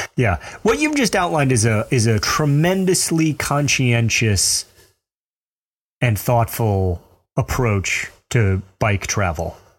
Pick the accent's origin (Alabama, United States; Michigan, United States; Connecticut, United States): Alabama, United States; Mobile; accent: Southern; I grew up in Mobile, Alabama. I earned that accent